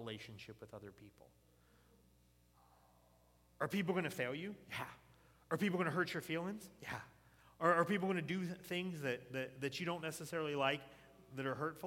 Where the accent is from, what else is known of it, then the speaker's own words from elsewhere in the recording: the South, United States; I grew up in the South.